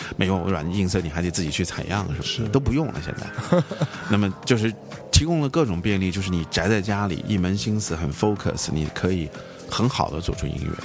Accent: China; 我们中国人

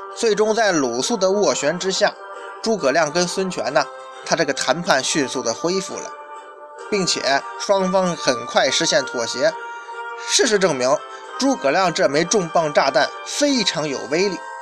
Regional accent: China; 我们中国人

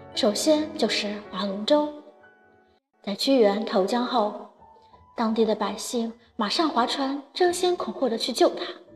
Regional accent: northern China, China; 作为一个北方人

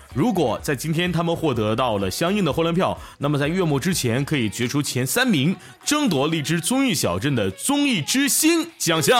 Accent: Northeast China, China; 我是东北

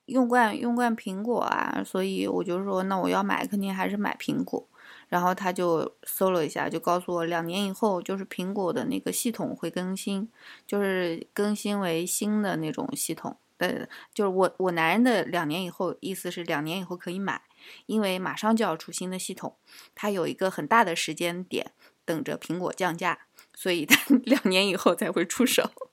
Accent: Nanjing, Jiangsu, China; accent: Nanjing; now in United Kingdom; 我也是南京的

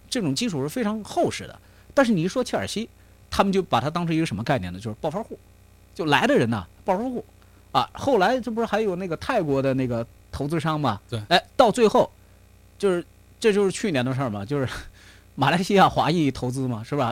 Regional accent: China; now in United Kingdom; 我们中国人

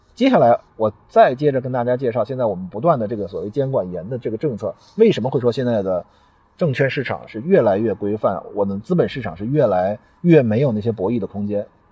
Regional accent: China; 我们中国人的存款存储是一种，呃，民族的习惯

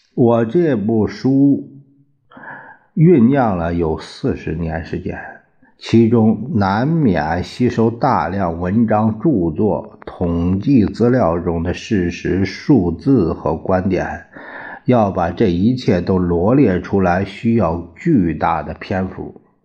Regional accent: China; 我们中国人

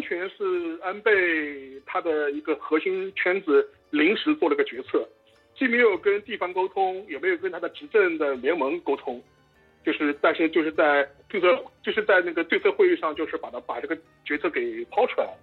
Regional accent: China; 从我们中国人的角度来说

